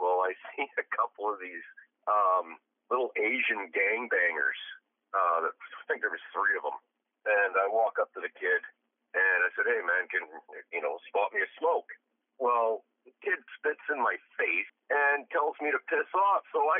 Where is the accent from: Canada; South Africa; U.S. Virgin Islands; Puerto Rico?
Canada; Surrey, British Columbia; I grew up in Surrey, Gang Central. Now, this is about 1987. I'm about 17.